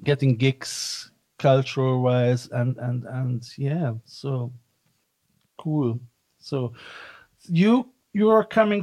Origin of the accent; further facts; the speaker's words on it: Cologne, North Rhine-Westphalia, Germany; I'm coming from Cologne